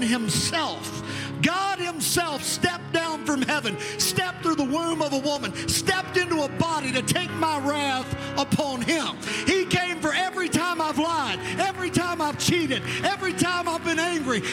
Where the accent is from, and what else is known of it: Providence, Kentucky, United States; born or raised there